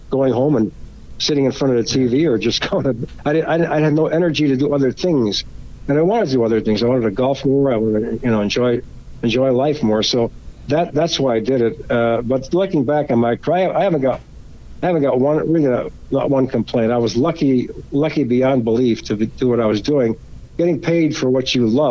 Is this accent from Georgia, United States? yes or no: no; Chicago, Illinois, United States; moved away as an adult; now in Arizona, United States; I was born in Pilsen, raised in Pilsen.